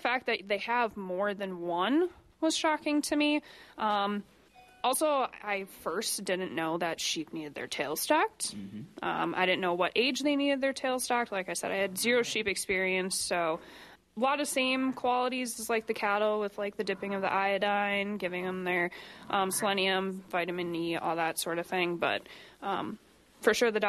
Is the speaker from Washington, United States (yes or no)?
no; Wisconsin, United States; Yeah, so I'm from Wisconsin, from like more large animal background.